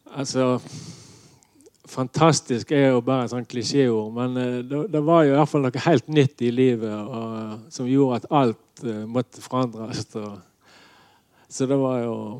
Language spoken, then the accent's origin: Norwegian; Nordhordland, Vestland, Norway; jeg kom ifra Nordhordland og ikke Sunnhordland